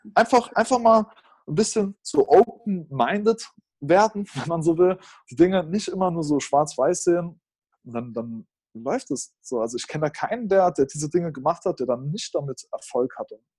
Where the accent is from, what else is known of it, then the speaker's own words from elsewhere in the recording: Germany; als Deutscher